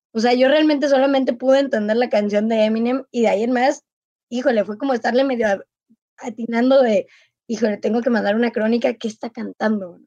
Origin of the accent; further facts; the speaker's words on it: Mexico; como mexicana